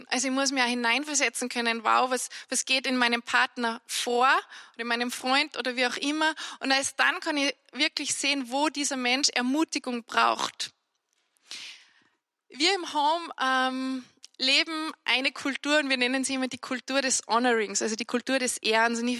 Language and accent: German; Annaberg, Salzburg, Austria; accent: Salzburg dialect; first language Salzburg dialect; bin im Tennengau bei uns aufgewachsen in Annaberg und ich muss sagen, ich habe nicht Hochdeutsch gelernt, deswegen fühle ich mich, wenn ich Hochdeutsch spreche, auch gar nicht so wohl und man hört das auch.